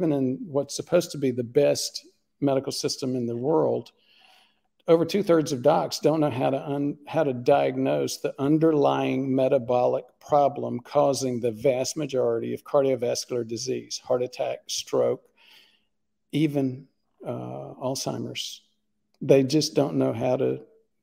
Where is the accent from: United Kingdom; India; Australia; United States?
United States; Southeast United States; I grew up in the Southeast United States, the land of sweet tea.